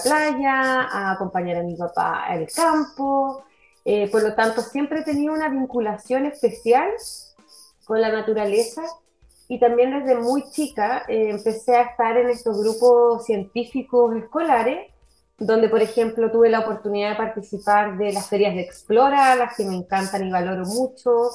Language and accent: Spanish; Valdivia, Los Ríos, Chile; yo estudié y nací y crecí en la ciudad de Valdivia